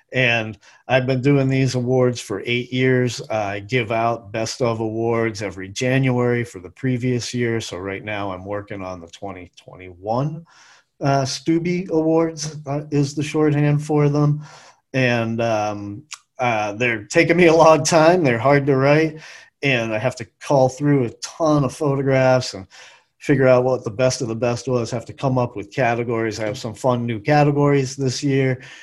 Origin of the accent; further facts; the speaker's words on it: New England, United States; now in Western North Carolina, United States; I'm from New England, grew up eating lobster